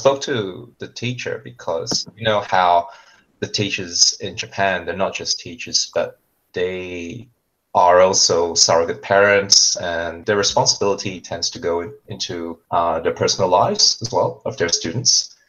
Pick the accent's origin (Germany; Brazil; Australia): Australia; also born or lived in Malaysia; I was born in Malaysia. And when I came to Australia, we moved to the countryside. So I came here when I was quite young. And the countryside, I was the only non-white kid of any description for quite a while.